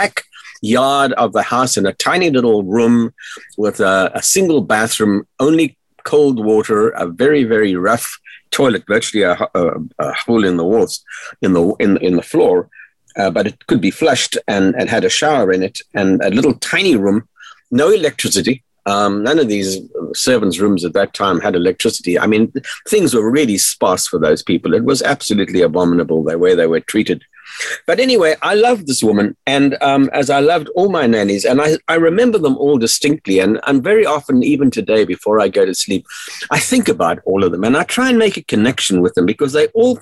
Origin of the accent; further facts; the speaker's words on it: South Africa; I grew up in South Africa during the dark days of apartheid